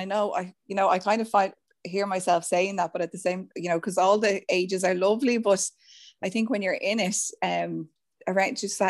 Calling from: County Meath, Ireland; From lovely Mead, out in the country in Mead, yeah.

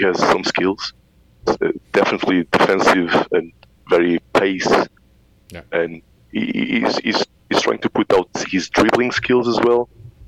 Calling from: Mendoza, Argentina; At the moment I'm calling from a city called Mendoza, which is in the Andes of Argentina.

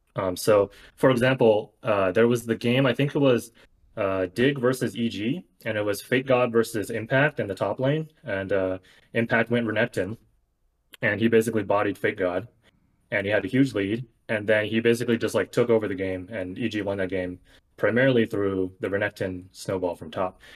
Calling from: Bay Area, California, United States; calling from the Bay Area

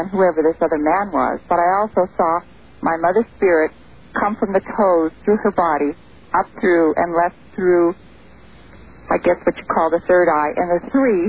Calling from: Truckee, California, United States; I'm calling from Truckee, California.

